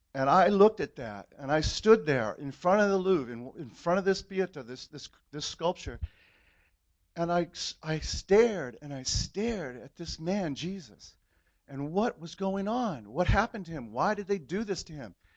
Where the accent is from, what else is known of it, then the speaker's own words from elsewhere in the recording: California, United States; I grew up in in California in the '60s